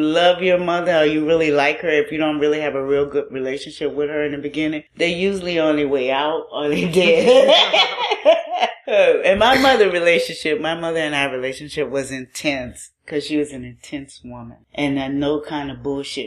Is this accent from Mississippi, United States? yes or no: no; New Orleans, Louisiana, United States; moved away as an adult; also born or lived in Baton Rouge / Tallahassee, Florida / Seattle; now in New Orleans, United States; I grew up in New Orleans. I'm from here.